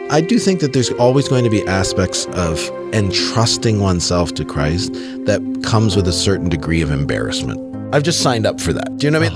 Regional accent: Southern Ontario, Canada; I grew up in Southern Ontario in Canada, a couple hours west of Toronto, in a, in a rural community

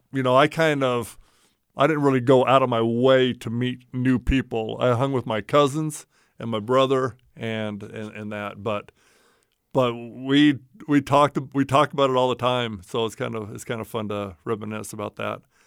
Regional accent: Roseville, California, United States; moved away as an adult; I actually loved growing up in Roseville

